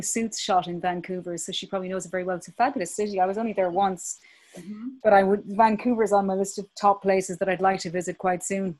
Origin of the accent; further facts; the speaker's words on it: Belfast, Northern Ireland, United Kingdom; born there; technically I'm also a British citizen because I was born in Belfast.